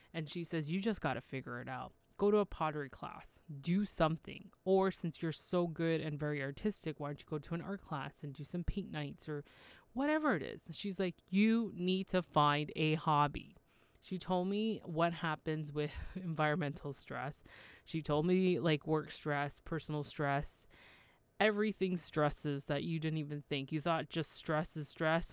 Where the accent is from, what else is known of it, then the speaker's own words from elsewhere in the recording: Toronto, Ontario, Canada; I'm from Toronto, Canada